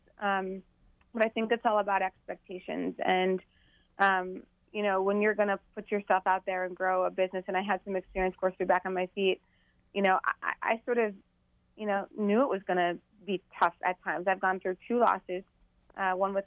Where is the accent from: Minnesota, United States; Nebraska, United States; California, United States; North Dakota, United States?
North Dakota, United States; Bismarck; now in Washington, D.C., United States; North Dakota within the next 2 weeks, which is my hometown in Bismarck